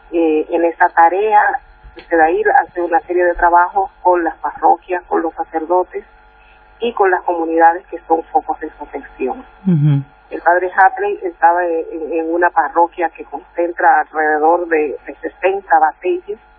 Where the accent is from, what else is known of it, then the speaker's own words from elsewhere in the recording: Dominican Republic; Bueno, yo soy abogada, soy dominicana, vivo en San Pedro de Macorís. San Pedro de Macorís queda al este de la República Dominicana